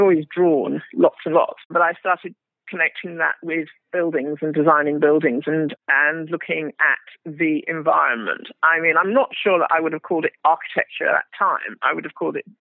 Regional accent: England, United Kingdom; So the thing about being black and English

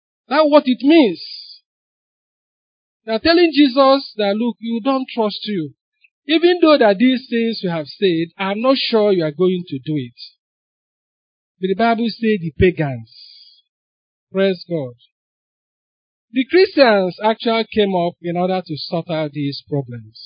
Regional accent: Onitsha, Anambra, Nigeria; I grew up in Onitsha

